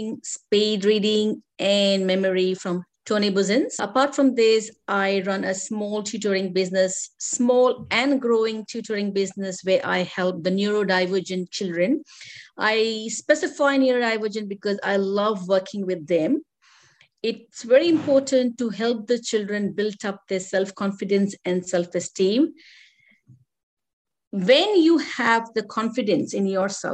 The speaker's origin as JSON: {"language": "English", "country": "India", "said": "I'm from an Indian culture"}